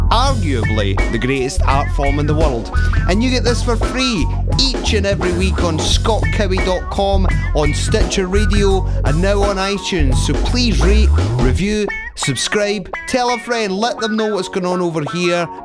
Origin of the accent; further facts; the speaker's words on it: Scotland, United Kingdom; now in United States; I'm from Scotland